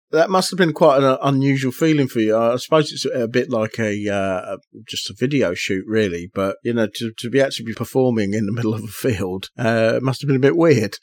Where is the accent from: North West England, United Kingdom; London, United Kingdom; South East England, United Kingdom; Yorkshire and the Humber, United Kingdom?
South East England, United Kingdom; Aylesbury; my hometown of Aylesbury